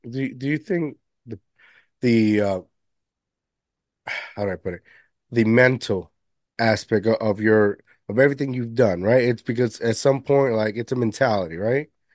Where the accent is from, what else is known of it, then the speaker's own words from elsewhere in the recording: Puerto Rico; now in United States; I was raised majority of my life in Puerto Rico